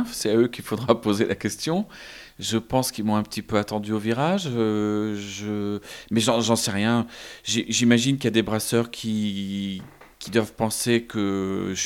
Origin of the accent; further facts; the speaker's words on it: Lille, Hauts-de-France, France; born there; moved away as an adult; also born or lived in Paris; Je suis né à Lille, mais je, je, suis parti sur Paris. Je me suis marié à Paris avec une Bretonne et on a eu des enfants.